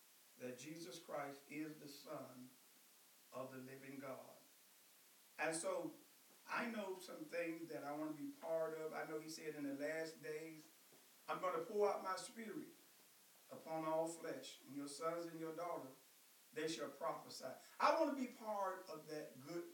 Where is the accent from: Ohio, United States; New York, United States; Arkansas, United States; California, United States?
Arkansas, United States; Blytheville; I was raised in Blytheville, Arkansas